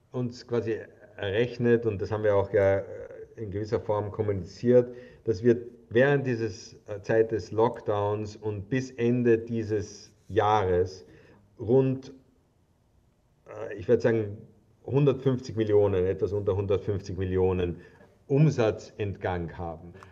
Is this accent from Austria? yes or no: yes; Austria; also ich habe es zumindest gesehen als stolzer Österreicher